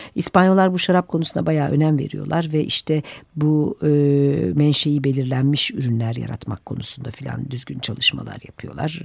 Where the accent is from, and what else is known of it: Turkey